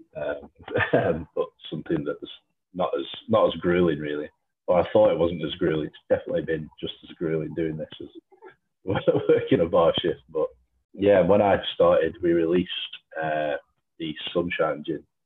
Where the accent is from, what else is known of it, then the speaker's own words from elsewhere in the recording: Lancashire, North West England, United Kingdom; I'm from Lancashire.